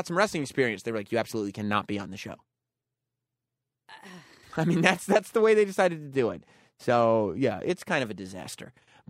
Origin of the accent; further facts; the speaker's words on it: New Orleans, Louisiana, United States; You know, I'm from New Orleans, and if anybody wants to combat with me, you know, I wrestle alligators before.